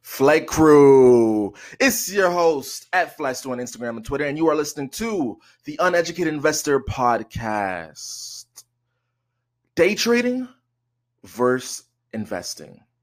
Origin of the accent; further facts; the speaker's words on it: Canada; I'm Canadian